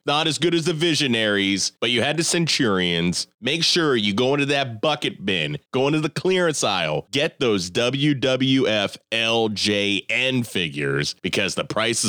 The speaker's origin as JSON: {"language": "English", "town": "Warren", "region": "Ohio", "country": "United States", "tie": "born or raised there", "said": "I grew up in Warren."}